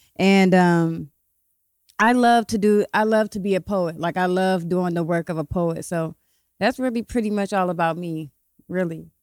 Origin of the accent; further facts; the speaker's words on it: Columbus, Ohio, United States; also born or lived in Cleveland, Ohio; I'm from Columbus, Ohio. I've been living back and forth between Cleveland and Columbus my whole life